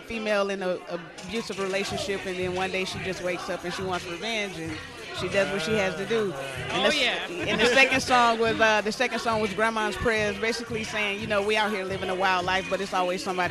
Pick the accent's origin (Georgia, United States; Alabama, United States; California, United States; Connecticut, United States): Georgia, United States; South; moved away as an adult; now in San Diego, United States; I'm from Georgia originally, South Georgia